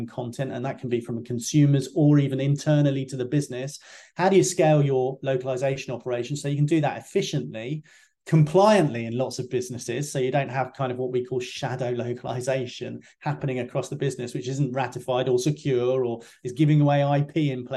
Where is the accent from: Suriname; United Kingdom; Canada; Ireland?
United Kingdom; as a UK guy